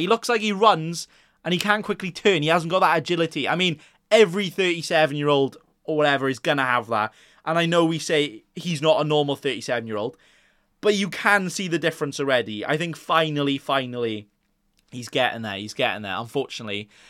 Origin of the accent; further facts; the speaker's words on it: Wales, United Kingdom; I'm Welsh myself